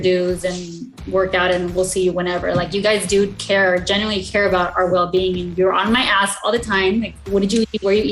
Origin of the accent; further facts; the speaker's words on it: El Monte, California, United States; I grew up in the city of El Monte